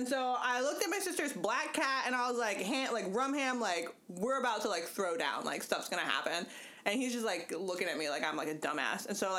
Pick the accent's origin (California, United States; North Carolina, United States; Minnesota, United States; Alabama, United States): California, United States; I am from the West Coast.